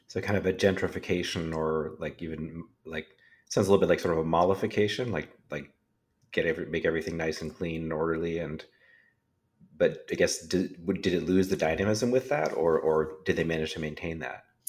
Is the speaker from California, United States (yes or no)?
yes; Silicon Valley, California, United States; I grew up in Silicon Valley, um, also, and s, and my parents both worked in the industry